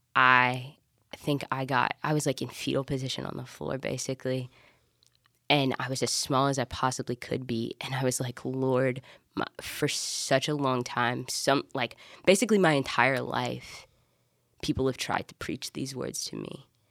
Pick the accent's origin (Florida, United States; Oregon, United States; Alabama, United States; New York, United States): Alabama, United States; I'm from Alabama.